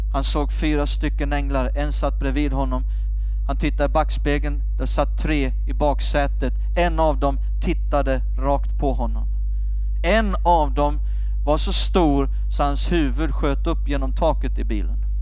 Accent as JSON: {"language": "Swedish", "region": "Skåne", "country": "Sweden", "tie": "born or raised there", "said": "Jag växte upp i Skåne, där kallar vi det för grisapärer"}